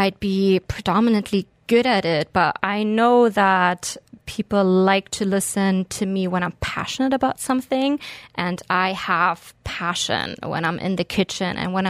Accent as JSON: {"language": "English", "region": "Berlin", "country": "Germany", "tie": "born or raised there", "also_born_or_lived": "Beirut, Lebanon", "moved": "as an adult", "lives_now": "Dubai, United Arab Emirates", "said": "So I'm originally German-Lebanese. I grew up between Berlin and Beirut and moved out here in 2010."}